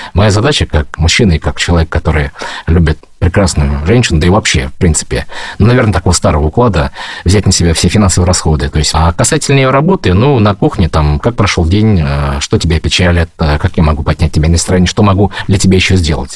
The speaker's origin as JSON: {"language": "Russian", "town": "Ufa", "region": "Bashkortostan", "country": "Russia", "tie": "born or raised there", "moved": "as an adult", "lives_now": "Moscow, Russia", "said": "я родом из Башкортостана, город Уфа"}